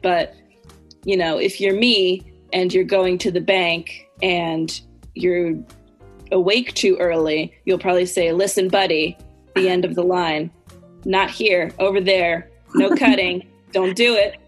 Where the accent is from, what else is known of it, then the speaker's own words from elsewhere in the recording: United States; accent: American English; I'm American. American, I use American English.